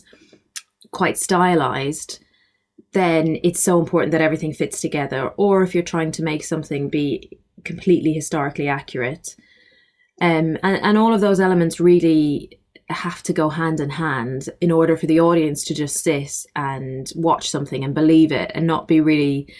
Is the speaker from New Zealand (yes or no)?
no; Ireland; I grew up in Ireland